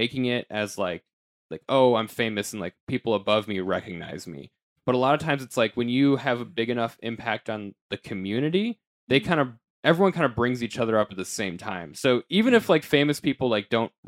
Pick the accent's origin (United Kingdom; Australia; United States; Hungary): United States; Denver, Colorado; I'm from Denver